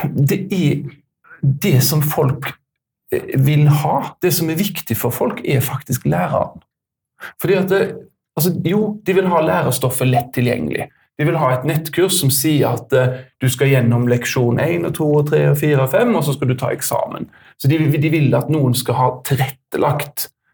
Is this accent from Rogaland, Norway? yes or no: yes; Haugesund, Rogaland, Norway; kommer fra Haugesund